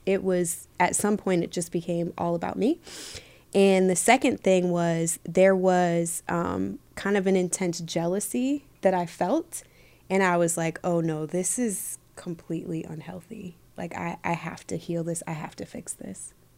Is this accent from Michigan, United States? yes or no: yes; Michigan, United States; moved away as an adult; also born or lived in Los Angeles; growing up in Michigan was cool